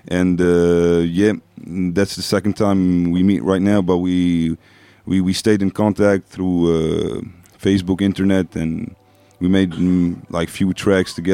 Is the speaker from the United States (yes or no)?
no; Lebanon; English is a second language; moved away as an adult; now in France; I come from Lebanon. I, uh, I would rather say I come from Ashuria.